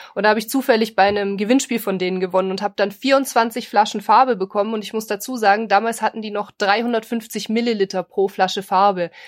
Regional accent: Bavaria, Germany; wir kommen ja aus Bayern

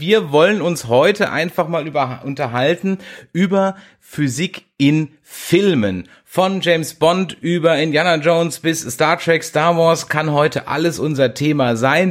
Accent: south of the Weißwurstäquator, Southern Germany, Germany; ich bin ja eher so südlich des Weißwurst Ecuadors wo, groß geworden

